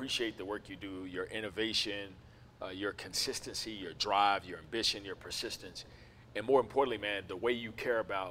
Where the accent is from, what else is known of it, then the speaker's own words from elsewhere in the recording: Memphis, Tennessee, United States; moved away as an adult; also born or lived in Southern California; now in Atlanta, United States; We're originally from Memphis, Tennessee